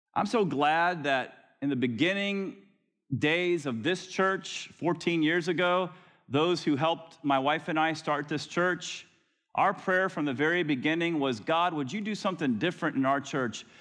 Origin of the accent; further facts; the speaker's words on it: Florida, United States; I grew up in Florida